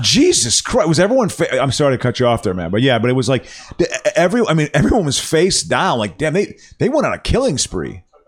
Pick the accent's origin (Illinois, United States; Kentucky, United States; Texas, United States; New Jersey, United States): Illinois, United States; Chicago; moved away; also born or lived in Los Angeles; That was always my hometown